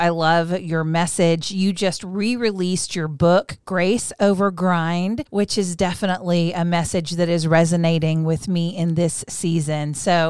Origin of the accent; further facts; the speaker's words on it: Texas, United States; also born or lived in Midwest; You may not know this since I'm a Texas girl, but I was born in the Midwest. And Midwestern people have a very strong work ethic.